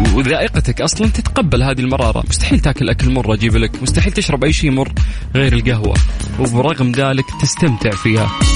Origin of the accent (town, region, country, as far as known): Saudi Arabia